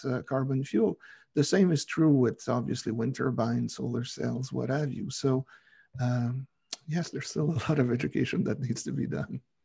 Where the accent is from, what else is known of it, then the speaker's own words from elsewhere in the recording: Quebec, Canada; I'm from Quebec